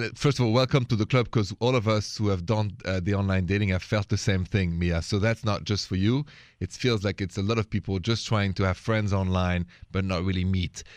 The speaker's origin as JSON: {"language": "English", "country": "France", "accent": "French", "said": "My accent is French."}